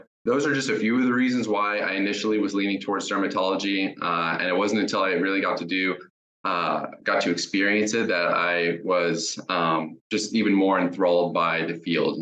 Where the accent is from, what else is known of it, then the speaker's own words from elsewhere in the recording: Jacksonville, Florida, United States; also born or lived in Tampa, Florida / Colorado; I'm from Jacksonville, Florida, and I did my undergrad at the University of South Florida in Tampa